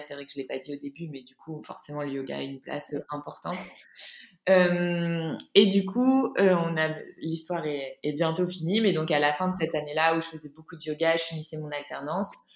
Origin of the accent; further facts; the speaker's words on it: Lille, Hauts-de-France, France; moved away as an adult; also born or lived in Paris; de base je suis de Lille